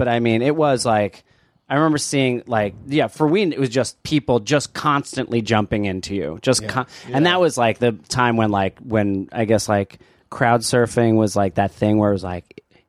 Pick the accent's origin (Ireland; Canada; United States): United States; Neptune, New Jersey; also born or lived in Asbury Park, New Jersey; now in New York, United States; Growing up on the shore in like I grew up in Neptune and then a little bit in Asbury Park.